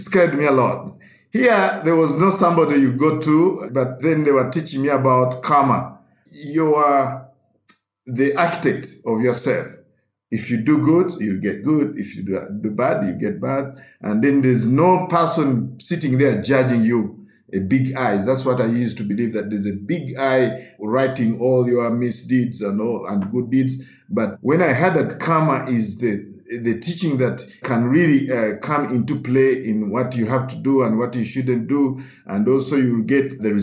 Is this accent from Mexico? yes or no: no; Uganda; as a Roman Catholic growing up in Uganda